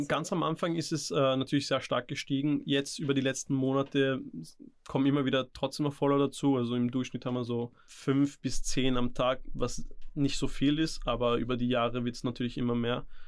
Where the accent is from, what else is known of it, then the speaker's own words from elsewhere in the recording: Vienna, Austria; also born or lived in India; ich bin in Indien geboren, bin aus Namaskar und mit circa vier, fünf bin ich hierher gezogen